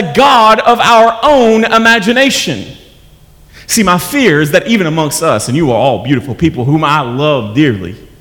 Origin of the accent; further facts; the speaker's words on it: United States; As an American